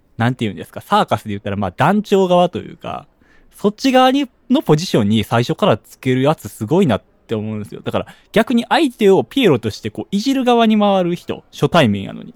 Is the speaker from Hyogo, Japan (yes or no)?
yes; Hyogo, Japan